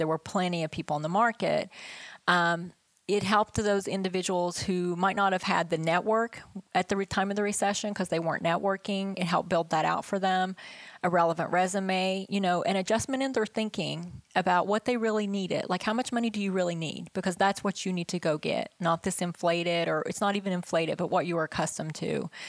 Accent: West Virginia, United States; But I grew up in West Virginia, there was nobody around us. We grew our own food and we canned our vegetables and we had farms

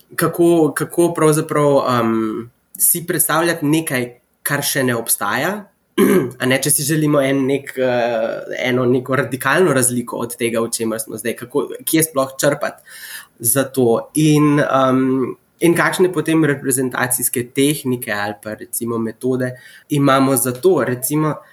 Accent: Slovenia; moved away as an adult; also born or lived in Abu Dhabi, United Arab Emirates; now in United States; sem iz Slovenije

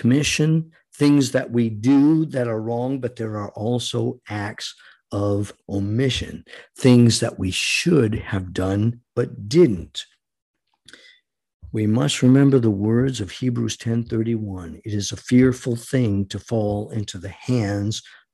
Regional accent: United States; We, the American people

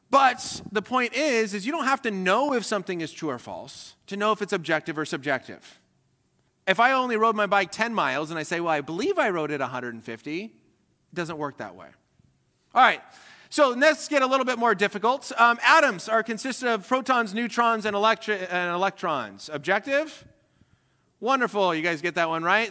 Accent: Colorado, United States; was born and raised in Colorado

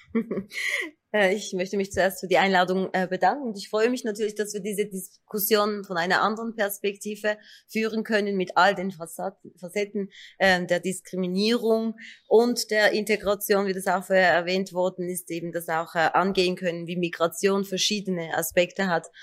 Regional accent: Turkey; now in Switzerland; Ich bin Kurdin aus der Türkei, mit zwei Sprachen aufgewachsen

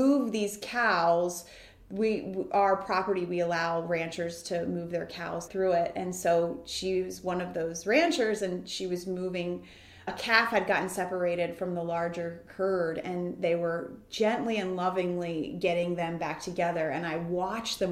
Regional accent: Baltimore, Maryland, United States; also born or lived in Washington, D.C.; my experience living in a row home in the heart of the city in Washington, D.C. was very different than when we moved to the suburbs of Baltimore when I was in first grade

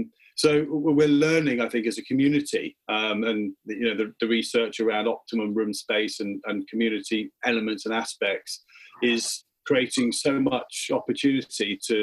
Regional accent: United Kingdom; as British people

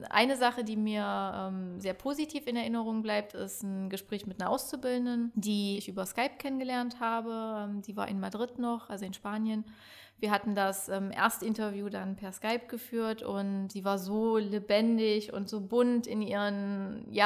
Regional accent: Saxony-Anhalt, Germany; now in Stendal, Germany; ja, hallo … komme gebürtig aus der Börde, bin der Liebe wegen ähm, in die Altmark gezogen, nach Stendal.

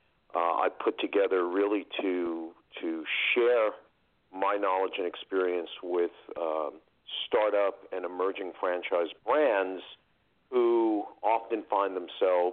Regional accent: New York City, New York, United States; also born or lived in northern New Jersey; now in New Jersey, United States; New York City. Yeah, New York City. originally from Queens, one of the boroughs

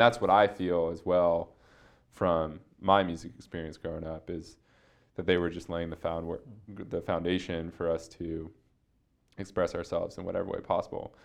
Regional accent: Seattle, Washington, United States; I like grew up in a really comfortable existence in Seattle

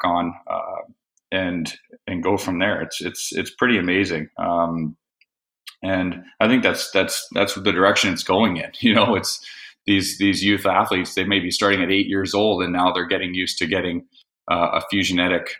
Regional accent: Florida, United States; when I grew up in Florida

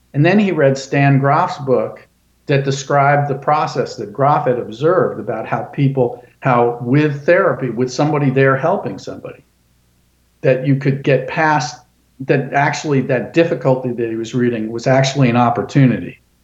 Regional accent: Sarasota, Florida, United States; also born or lived in Gainesville, Florida; I grew up in Sarasota.

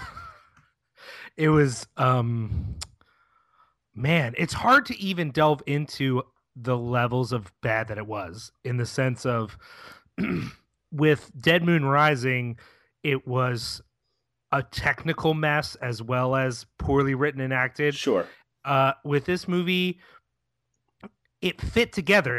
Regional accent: Philadelphia, Pennsylvania, United States; as a Philadelphian

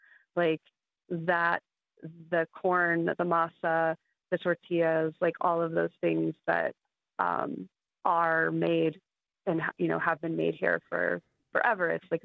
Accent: Albuquerque, New Mexico, United States; I grew up here in Albuquerque and I grew up, in the South Valley and, my childhood was in the, like, all of the 80s

